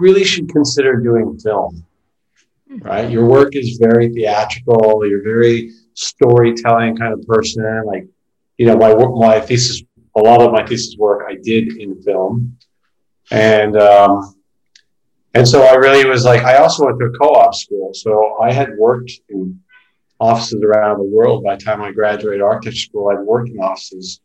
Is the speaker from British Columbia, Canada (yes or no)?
no; Toronto, Ontario, Canada; moved away as an adult; now in New York, United States; I grew up in Toronto. And I left Toronto in 96, actually. And we made my way to New York